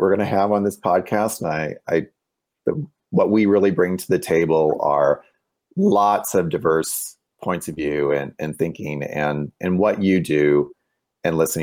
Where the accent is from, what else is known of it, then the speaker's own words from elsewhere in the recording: Highland, Illinois, United States; moved away; I grew up in Highland, Illinois